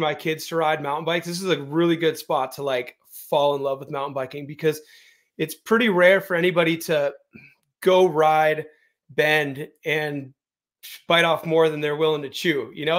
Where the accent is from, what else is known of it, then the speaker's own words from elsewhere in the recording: Aptos, California, United States; moved away as an adult; now in Bend, United States; I grew up in Aptos, which is in Santa Cruz County